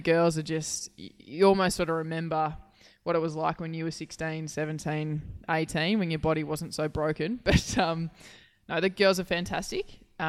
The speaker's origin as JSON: {"language": "English", "region": "Queensland", "country": "Australia", "moved": "yes", "lives_now": "Victoria, Australia", "said": "being a Queenslander and myself, before coming down to Victoria."}